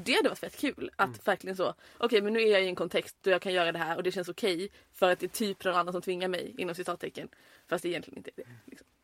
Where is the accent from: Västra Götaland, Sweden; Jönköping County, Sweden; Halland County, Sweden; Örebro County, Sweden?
Halland County, Sweden; Halmstad; moved away as an adult; also born or lived in Örnsköldsvik; now in Malmö, Sweden; jag är från Halmstad